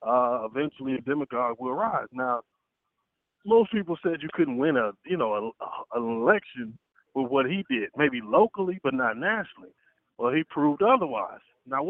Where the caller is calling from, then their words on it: Atlanta, Georgia, United States; I'm in Atlanta.